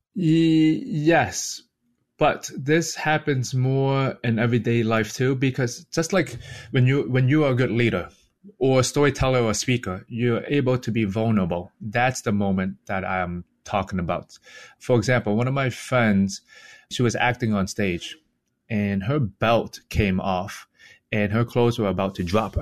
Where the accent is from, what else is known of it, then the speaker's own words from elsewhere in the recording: Boston, Massachusetts, United States; also born or lived in Hong Kong; I was born in Hong Kong, and I came to, to Boston when I was six years old.